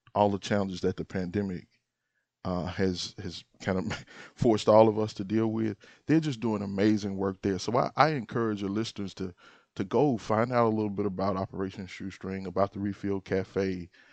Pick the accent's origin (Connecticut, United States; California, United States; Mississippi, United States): Mississippi, United States; Moorhead; now in Jackson, United States; I was born in Sunflower County in, in Moorhead, and, uh, I take a lot of pride from being, um, being a, a son of the Delta.